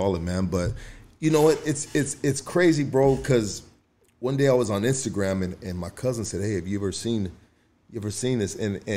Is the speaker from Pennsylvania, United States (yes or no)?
no; Los Angeles, California, United States; I'm from Highland Park